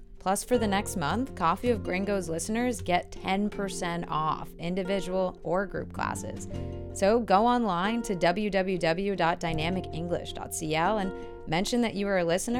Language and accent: English; Boston, Massachusetts, United States; the biggest thing coming from Boston area, Northeast, is the speed. I feel like in the Northeast, we talk really fast.